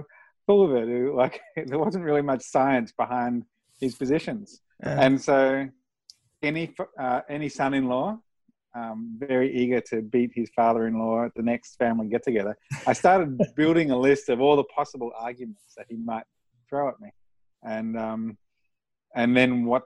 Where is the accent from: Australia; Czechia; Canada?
Australia; moved away as an adult; now in United States; So I grew up in Australia. I've lived in Australia for my whole life, apart from the last year or so since I moved to the States.